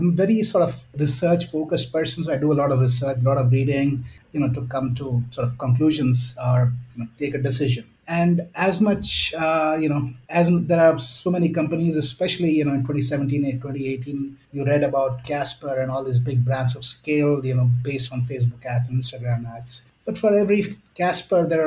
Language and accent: English; India; moved away as an adult; also born or lived in Chicago, United States; being an Indian